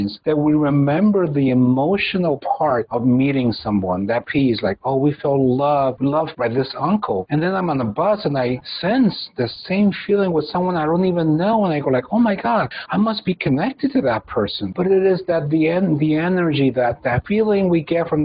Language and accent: English; Mexico; I come from Mexico. This is a place where we are very touchy-feely